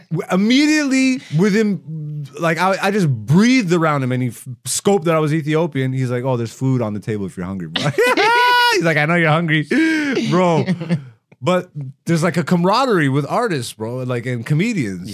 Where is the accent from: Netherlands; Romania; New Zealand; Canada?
Canada; London, Ontario; also born or lived in Greece; I grew up in London, Ontario